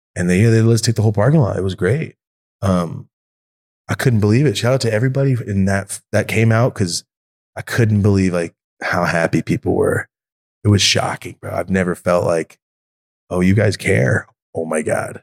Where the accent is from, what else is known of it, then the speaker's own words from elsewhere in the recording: Merced, California, United States; moved away; Merced, my hometown.